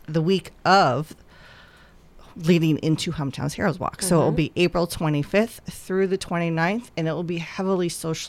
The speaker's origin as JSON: {"language": "English", "region": "New Hampshire", "country": "United States", "tie": "born or raised there", "also_born_or_lived": "Chicago", "said": "So never heard of it growing up in the Northeast where I was living in New Hampshire. And then I moved to Chicago and heard all about it."}